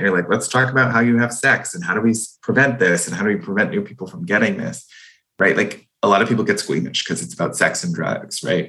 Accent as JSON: {"language": "English", "town": "Boston", "region": "Massachusetts", "country": "United States", "said": "I'm from Boston. That is that is literally a love language here"}